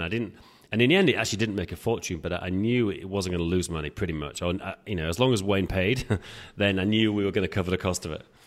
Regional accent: England, United Kingdom; now in Prague, Czech Republic; we're both English, as you can tell. I'm, I'm based in Prague

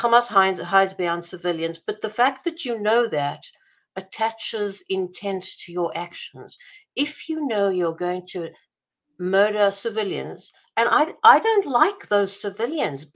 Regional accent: Israel; also born or lived in South Africa; now in United States; When I was growing up in Israel

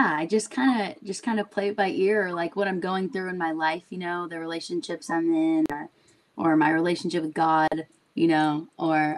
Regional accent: Orange County, California, United States; I loved growing up in Orange County.

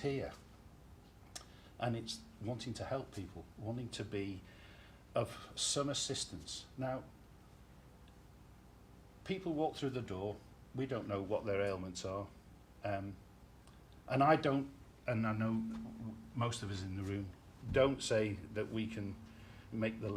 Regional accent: Liverpool, North West England, United Kingdom; growing up in Liverpool

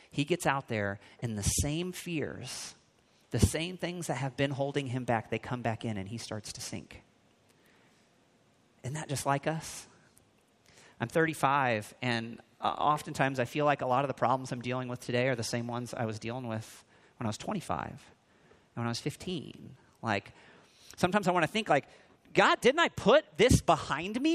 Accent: Missouri, United States; moved away; I grew up just a couple of states away from here in Missouri

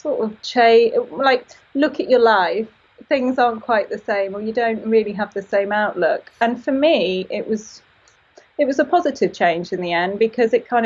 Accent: Peak District, East Midlands, United Kingdom; moved away as an adult; also born or lived in London; I grew up in the Peak District

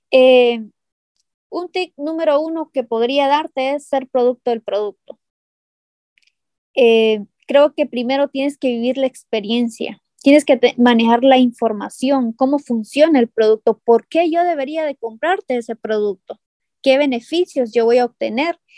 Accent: San Pedro Sula, Cortés, Honduras; nosotras somos de San Pedro Sula y, podemos pues eh, hacer el negocio de manera presencial, pero no podemos abarcar los 18 departamentos

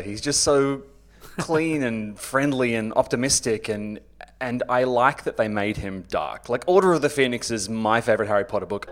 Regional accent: Australia; I'm an Australian author, broadcaster

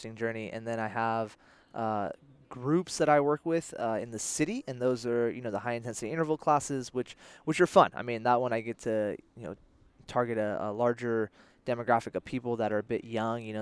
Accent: Belmont, California, United States; I grew up here in the Bay Area

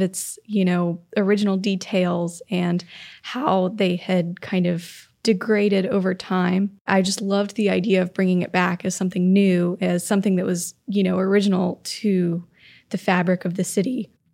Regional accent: Florida, United States; moved away; Growing up in Florida, most of the town I grew up in was built in the nineteen fifties

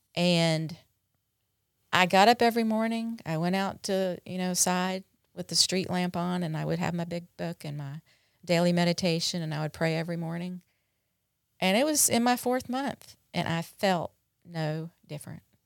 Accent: North Carolina, United States; moved away as an adult; also born or lived in Dallas, Texas; now in Mississippi, United States; I grew up in North Carolina

